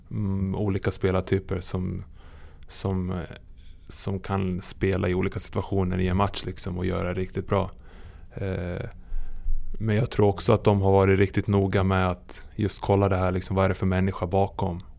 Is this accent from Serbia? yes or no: yes; Serbia; now in Sweden; när jag föddes i Serbien